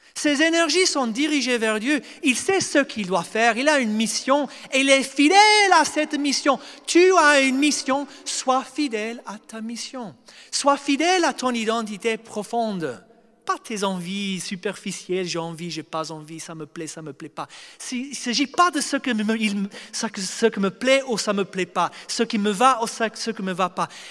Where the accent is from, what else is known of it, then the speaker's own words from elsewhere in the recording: Australia; moved away; je viens d'Australie, c'est un pays de mentalité européenne occidentale